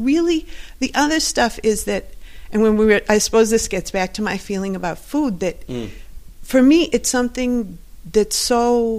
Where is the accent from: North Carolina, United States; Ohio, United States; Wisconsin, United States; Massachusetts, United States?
Wisconsin, United States; Milwaukee